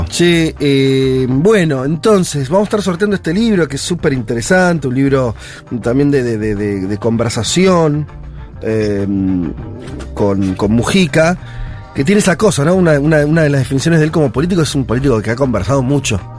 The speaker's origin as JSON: {"language": "Spanish", "country": "Argentina", "said": "Por, por ahí la Argentina, está bien el más porque somos argentinos ya tenemos varias cosas."}